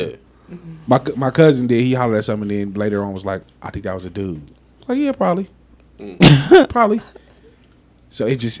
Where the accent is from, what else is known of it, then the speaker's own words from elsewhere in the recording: Las Vegas, Nevada, United States; I'm from Vegas